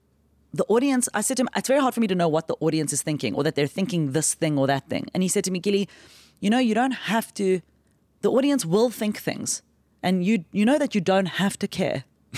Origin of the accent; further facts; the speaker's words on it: South Africa; So I just say I'm from South Africa and I'm here on a holiday from crime.